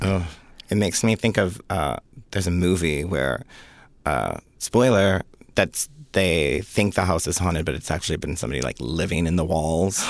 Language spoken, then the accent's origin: English; Jamestown, New York, United States; moved away; also born or lived in Rochester, New York; I was born in Jamestown, New York